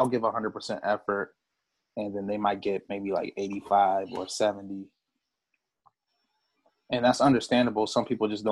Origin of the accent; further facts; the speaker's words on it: Port Huron, Michigan, United States; now in Detroit, United States; I'm originally from Port Huron, Michigan. I live in Detroit right now